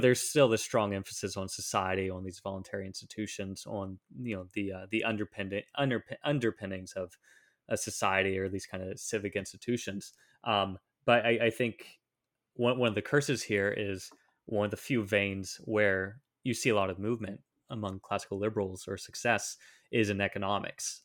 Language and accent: English; Southeast Ohio, United States; moved away as an adult; also born or lived in Czech Republic / Washington, D.C. / North Carolina; now in Philadelphia, United States; I grew up in Southeast Ohio